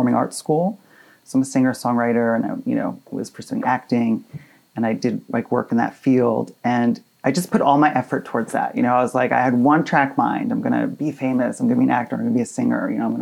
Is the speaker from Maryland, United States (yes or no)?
no; Hoboken, New Jersey, United States; I was born in Hoboken, New Jersey. So I'm from, I'm a Jersey boy.